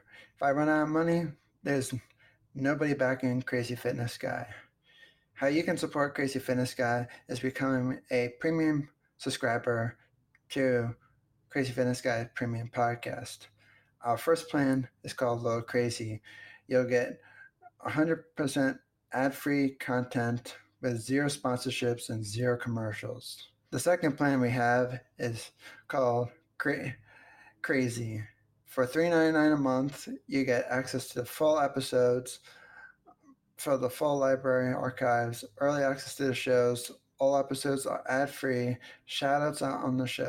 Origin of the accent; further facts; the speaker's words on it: New Jersey, United States; also born or lived in Pennsylvania; when I grew up in New Jersey, before I moved to Pennsylvania, I went on this field trip with my, I forget what grade I was in.